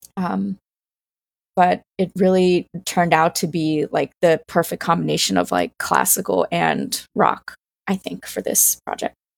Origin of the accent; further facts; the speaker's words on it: Greenville, South Carolina, United States; I grew up in Greenville, South Carolina.